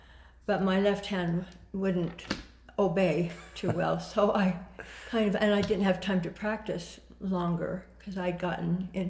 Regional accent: Gooding, Idaho, United States; born there; So I was born in Gooding, Idaho, and we moved 9 times in 9 years.

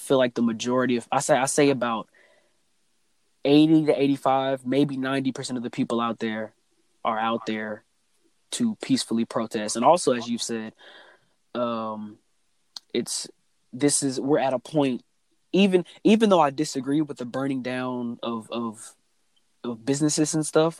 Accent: United States; This is where I was born. This is where I was raised

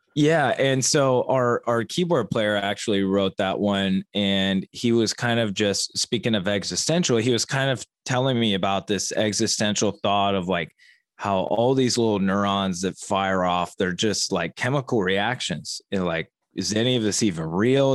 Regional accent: Dayton, Ohio, United States; i was born and raised in dayton ohio

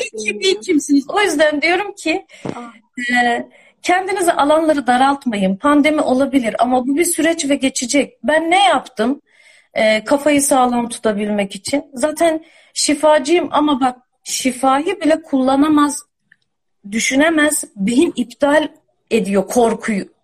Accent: Istanbul, Turkey; moved away; İstanbul'da doğdum, büyüdüm ben.

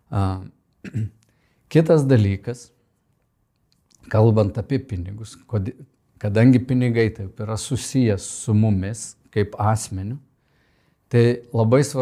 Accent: Lithuania; kaip lietuvė mes sakom

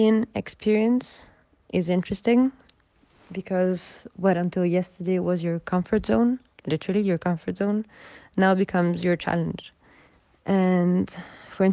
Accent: Rome, Lazio, Italy; also born or lived in Benin; I'm 24 from Rome

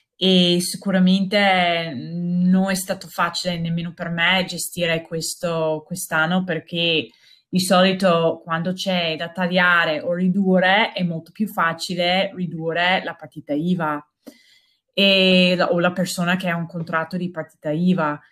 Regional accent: United States; Italian is a second language; moved away as an adult; now in Verona, Italy; io sono americana e sono arrivata a Verona quasi dieci anni fa

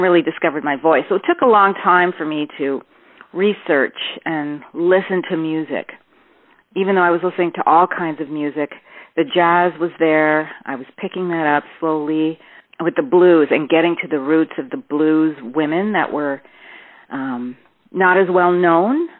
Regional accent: Toronto, Ontario, Canada; I'm from Toronto, born in Toronto

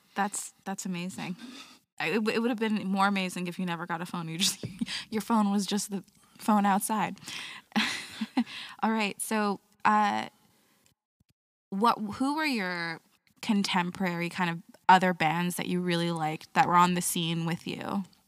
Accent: Ottawa, Ontario, Canada; being from Ottawa

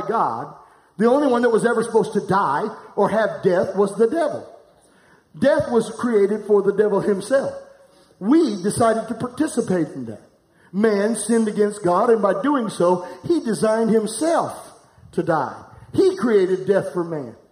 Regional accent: Florence, United States; I'm from Florence.

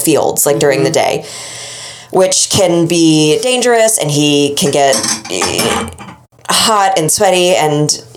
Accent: Boston, Massachusetts, United States; as a Bostonian

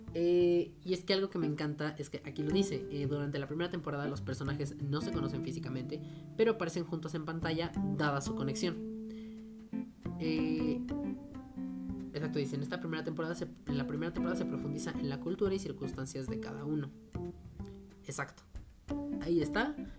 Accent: Mexico; nosotros como pues, mexicanos y latinoamericanos que somos

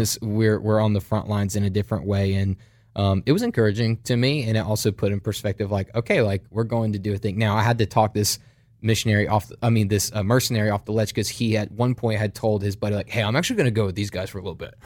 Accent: United States; accent: American; "We're pastors from America. We came here.

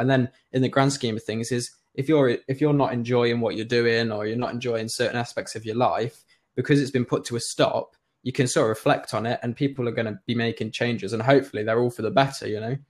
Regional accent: Nottingham, East Midlands, United Kingdom; I'm from Nottingham

